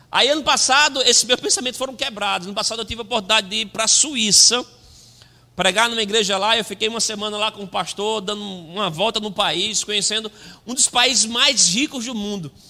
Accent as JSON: {"language": "Portuguese", "town": "Lagoa de Vaca", "region": "Pernambuco", "country": "Brazil", "tie": "born or raised there", "moved": "yes", "said": "Eu sou do interior de Pernambuco, eu fui criado em Lagoa de Vaca. Né? Conheço limitações, já morei em muito lugar ruim."}